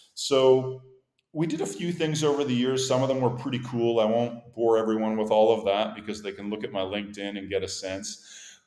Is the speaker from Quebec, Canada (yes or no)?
yes; Montreal, Quebec, Canada; accent: Canadian; moved away as an adult; also born or lived in Boston, United States / Europe; I have a Canadian accent. I grew up in Montreal, but I'm from Boston. I was born there, so a bit of a hybrid.